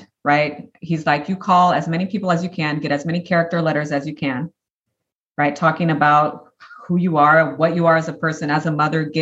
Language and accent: English; Brazil; now in Nashville, United States; my husband and I only spoke Portuguese with him. We're originally from Brazil